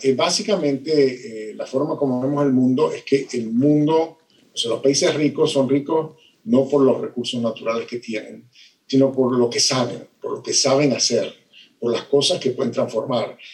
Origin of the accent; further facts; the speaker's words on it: Venezuela; soy de Venezuela, mi país se destruyó